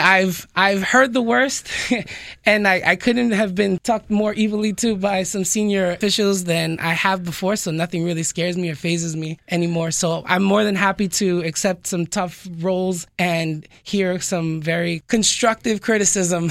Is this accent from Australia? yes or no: no; New York City, New York, United States; moved away as an adult; also born or lived in Dominican Republic (ancestry); now in South Florida, United States; I was born and raised in New York City. I'm originally from the Bronx